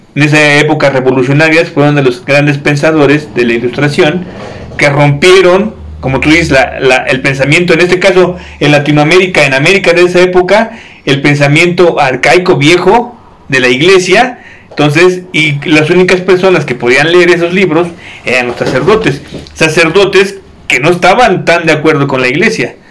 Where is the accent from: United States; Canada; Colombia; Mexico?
Mexico; como mexicanos, como mestizos